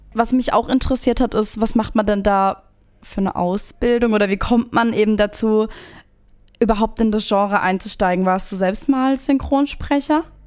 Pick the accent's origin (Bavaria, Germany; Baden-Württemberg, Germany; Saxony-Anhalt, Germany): Baden-Württemberg, Germany; Appenweier; Ich komme ja auch aus der Gegend Appenweier